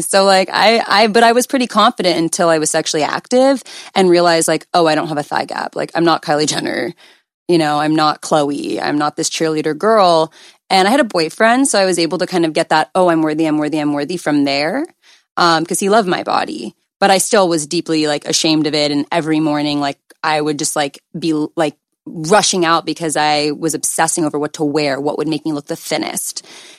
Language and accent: English; Calabasas, California, United States; I'm 24, but by the time it does, it'll probably be 25. And I grew up in Calabasas, so I literally went to high school with like Kylie Jenner.